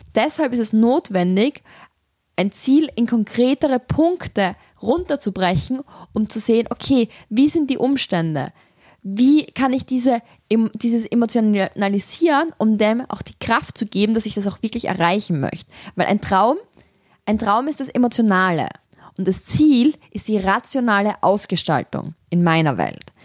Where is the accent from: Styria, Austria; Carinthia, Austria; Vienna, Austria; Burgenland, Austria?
Styria, Austria; Graz; ich komme aus Graz